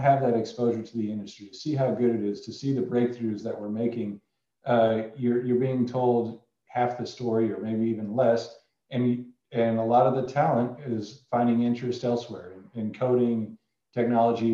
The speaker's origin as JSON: {"language": "English", "region": "Indiana", "country": "United States", "tie": "born or raised there", "moved": "yes", "said": "I grew up in Indiana in a small oil field"}